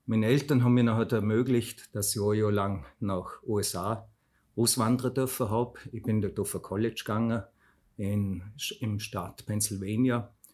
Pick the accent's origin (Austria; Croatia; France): Austria; Fluh, Vorarlberg; Ursprünglich komme ich von der Flur bei Bregerz. Dort bin ich aufgewachsen wir haben dort im Elternhaus von meiner Mama gewo